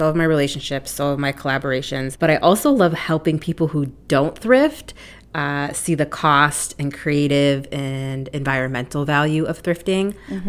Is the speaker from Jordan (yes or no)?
yes; Jordan; I'm the youngest of three girls, and we were growing up in Jordan